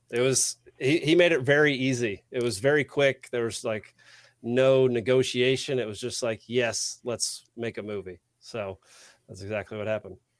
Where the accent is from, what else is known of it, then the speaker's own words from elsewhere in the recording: Texas, United States; also born or lived in Savannah, Georgia; now in Atlanta, United States; I grew up in Texas, super Republican